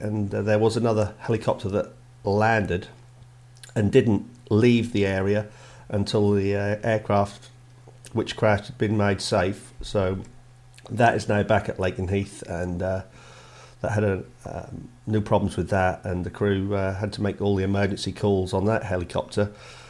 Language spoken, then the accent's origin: English; Scotland, United Kingdom